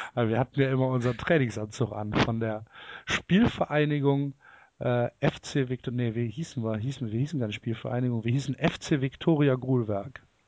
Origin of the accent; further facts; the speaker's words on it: Cologne, North Rhine-Westphalia, Germany; ich komme aus Köln